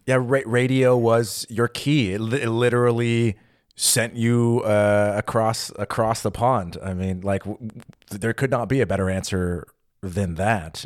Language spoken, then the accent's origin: English; United States; now in Berlin, Germany; I'm American, I grew up with Thanksgiving